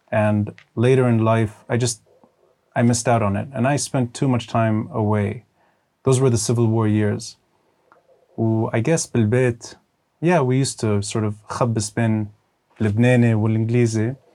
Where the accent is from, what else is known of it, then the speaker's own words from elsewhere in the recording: Texas, United States; born there; Uh, I was born abroad. I was born in Texas.